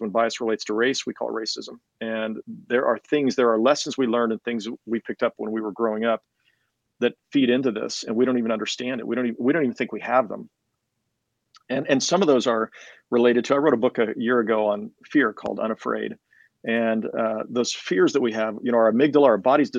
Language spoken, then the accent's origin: English; Kansas, United States; also born or lived in Johnson County, Kansas; I grew up here in Kansas City